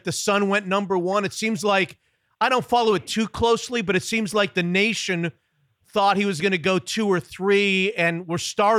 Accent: Florida, United States; moved away as an adult; now in Seattle, United States; I grew up in Florida, and I remember my parents' faces on my mom and dad when I decided to move to Seattle 30 years ago.

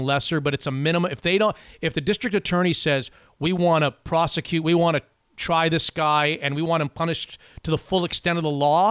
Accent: South Florida, United States; It's my hometown, close to my hometown

